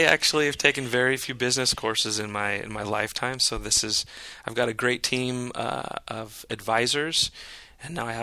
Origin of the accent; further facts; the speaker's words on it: Northern California, United States; now in San Diego, United States; I grew up in Northern California, so I would be out on the lake, on Lake Shasta